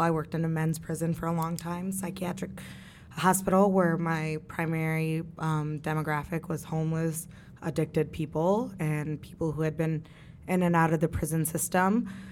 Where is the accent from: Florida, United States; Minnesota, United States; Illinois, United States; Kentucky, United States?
Kentucky, United States; I grew up in Kentucky